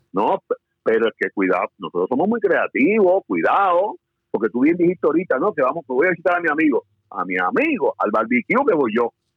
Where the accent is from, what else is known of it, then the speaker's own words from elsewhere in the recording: Puerto Rico; nosotros como puertorriqueños